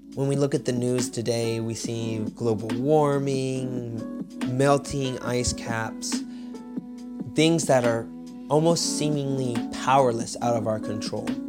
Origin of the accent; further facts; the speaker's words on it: United States; moved away as an adult; now in Poland; I'm originally from America